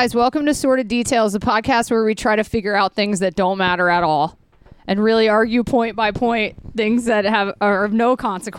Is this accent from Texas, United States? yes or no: no; Atlanta, Georgia, United States; where we grew up in Atlanta, like, it's Civil War Central.